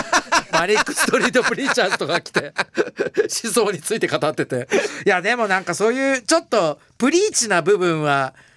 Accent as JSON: {"language": "Japanese", "region": "Miyazaki", "country": "Japan", "tie": "born or raised there", "said": "僕宮崎で生まれて"}